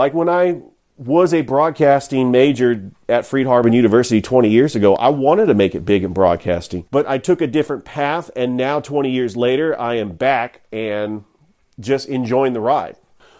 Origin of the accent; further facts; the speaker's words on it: California, United States; now in Columbus, Georgia, United States; I was born and raised in California